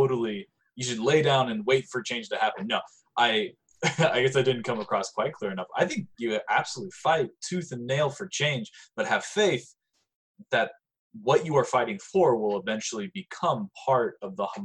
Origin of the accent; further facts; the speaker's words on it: United States; I was fucking born here